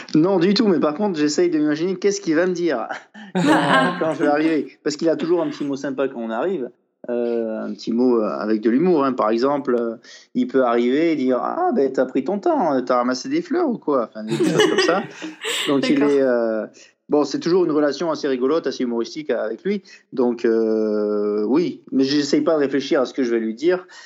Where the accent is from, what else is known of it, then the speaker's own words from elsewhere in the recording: France; je suis français